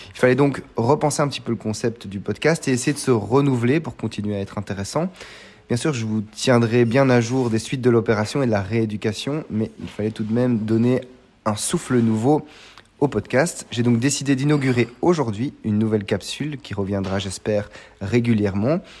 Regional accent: Belgium; mon pays, la Belgique

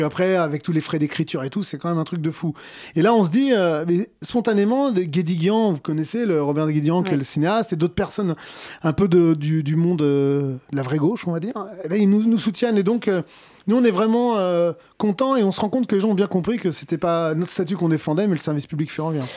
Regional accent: Cher, Centre-Val de Loire, France; Moi, je, je viens d'une région, je viens du, du Cher

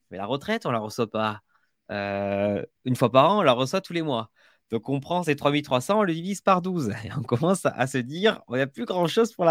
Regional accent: Agen, Nouvelle-Aquitaine, France; accent: southern; je suis d'Agen, entre Bordeaux et Toulouse.

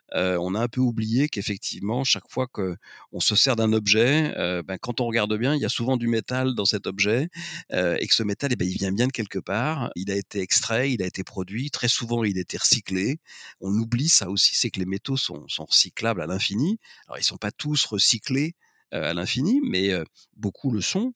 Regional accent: Lorraine, Grand Est, France; je suis né en Lorraine, d'une famille avec des origines à la fois ouvrières et, paysannes

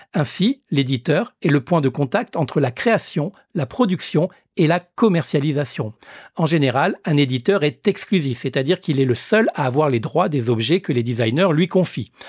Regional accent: Réunion; chez nous à La Réunion

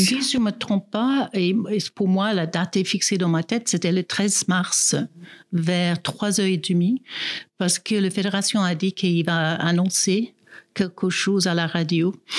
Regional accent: South Africa; French is a second language; now in Grand-Saconnex, Switzerland; je suis née en Afrique du Sud, mais ça fait plus que 30 ans que j'habite en Suisse

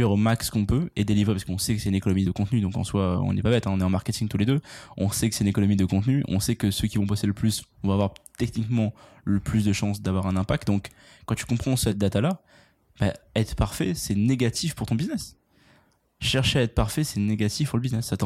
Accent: United States; Je suis américain, moi.

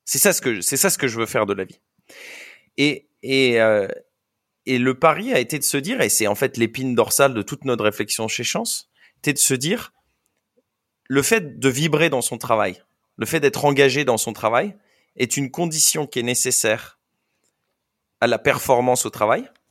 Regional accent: France; je viens de France

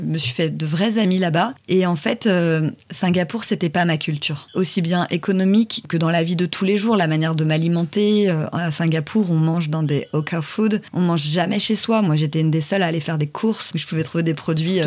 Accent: Paris, Île-de-France, France; Je viens de Paris

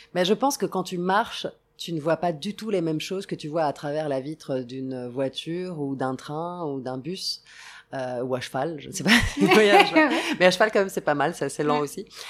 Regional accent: Rome, Lazio, Italy; moved away; also born or lived in Sicily; J'ai grandi à Rome, mais je passais énormément de temps en Sicile, plutôt à l'ouest de la Sicile

